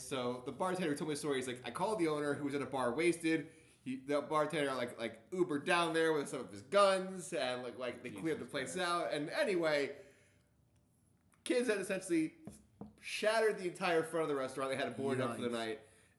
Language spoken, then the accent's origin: English; New Jersey, United States; now in Baltimore, United States; "I'm from New Jersey!"